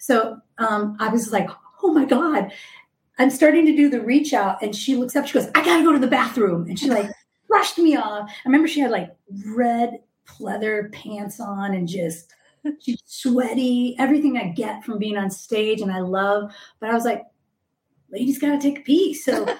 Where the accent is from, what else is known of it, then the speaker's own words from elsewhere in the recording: Austin, Texas, United States; I'm from Austin. I lived in Austin in the music scene for 10 years.